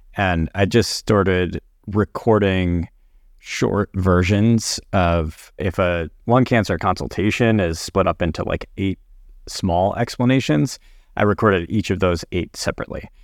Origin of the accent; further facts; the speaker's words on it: Connecticut, United States; also born or lived in New Orleans, Louisiana / New York; took a job in private practice back very close to where I grew up in Connecticut